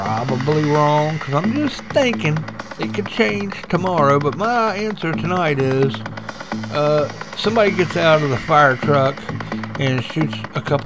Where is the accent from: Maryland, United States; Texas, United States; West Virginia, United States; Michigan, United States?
West Virginia, United States; Huntington; I grew up in Guyandotte. That's my little neck of the woods.